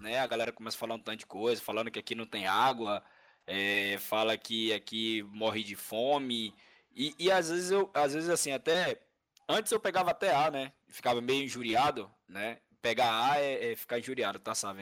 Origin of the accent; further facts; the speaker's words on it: Bahia, Brazil; accent: Northeastern; nordestino, né? Eu moro aqui na Bahia. E quando os caras percebem até mesmo o, o nosso sotaque